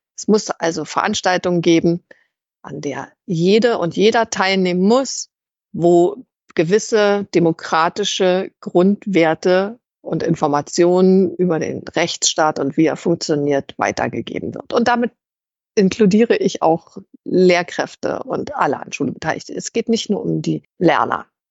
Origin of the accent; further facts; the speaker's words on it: East Germany, Germany; ich in der DDR kritisch politisch aktiv und das habe ich am eigenen Leib erfahren, als ich eben als 13-Jährige bereits von der Stasi überwacht wurde